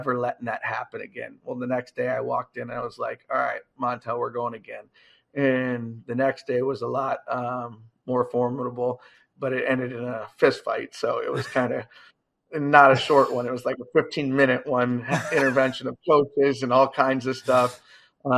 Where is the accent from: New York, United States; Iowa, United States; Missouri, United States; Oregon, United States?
Iowa, United States; I'm from Iowa.